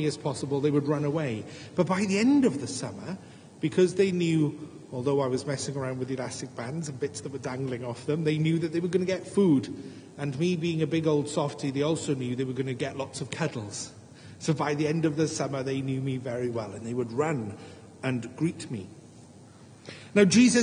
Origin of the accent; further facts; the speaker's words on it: Wales, United Kingdom; as a Welshman